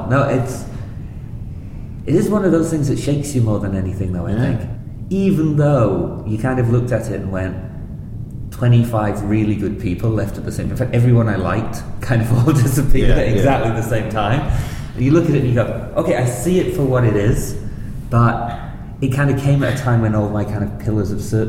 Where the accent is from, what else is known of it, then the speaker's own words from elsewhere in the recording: North East England, United Kingdom; I grew up in the northeast of England. We bounced around a bit when I was a kid.